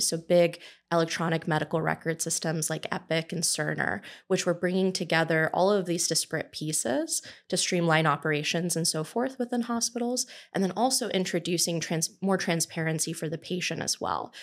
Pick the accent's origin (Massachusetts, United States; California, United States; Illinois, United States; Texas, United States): California, United States; Southern; I'm originally from Southern California